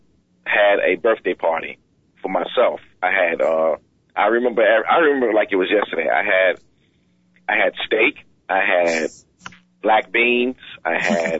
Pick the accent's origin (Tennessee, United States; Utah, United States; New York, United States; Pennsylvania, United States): New York, United States; New York City; moved away; I'm from Queens. Boulevard at 12th Road.